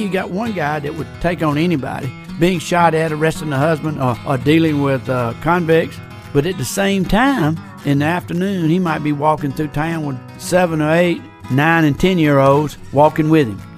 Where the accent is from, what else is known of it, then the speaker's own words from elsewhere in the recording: Union Point, Georgia, United States; Growing up in Greene County was certainly a happy life. It was a good life, a small town life.